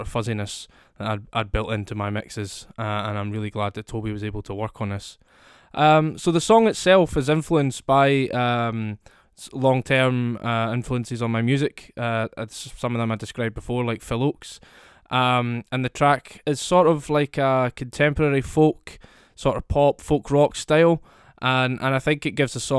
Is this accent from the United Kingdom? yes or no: yes; Scotland, United Kingdom; I'm a singer-songwriter from Scotland, as you can probably hear from my accent